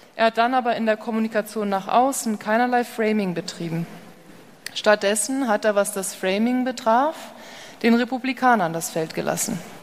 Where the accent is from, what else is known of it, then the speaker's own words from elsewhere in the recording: Hamburg, Germany; moved away as an adult; now in California, United States; Ich bin ja gebürtige Hamburgerin, lebe aber seit zehn Jahren drüben in Kalifornien